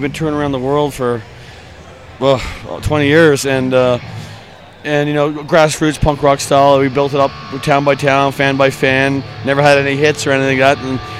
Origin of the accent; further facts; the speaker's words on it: Dublin, Leinster, Ireland; now in Toronto, Canada; Toronto, Canada. But I'm from Dublin, Ireland originally.